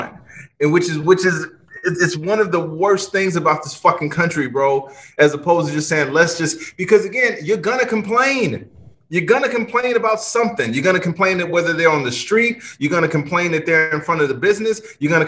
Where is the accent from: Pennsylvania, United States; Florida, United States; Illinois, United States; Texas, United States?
Illinois, United States; Chicago; growing up in Chicago